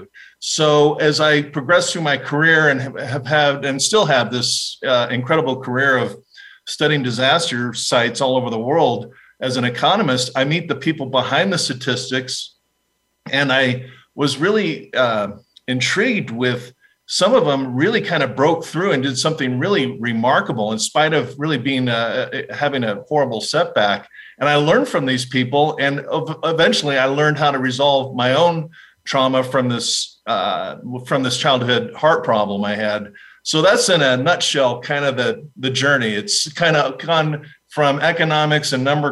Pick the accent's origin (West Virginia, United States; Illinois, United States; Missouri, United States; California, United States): California, United States; Fullerton; also born or lived in Laguna Beach, California; But I grew up in Southern California. I grew up in a little town called Fullerton